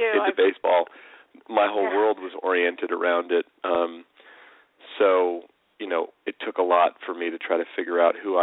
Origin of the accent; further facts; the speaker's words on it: San Francisco Bay Area, California, United States; I grew up out here in California, near where I live, still now in the San Francisco Bay Area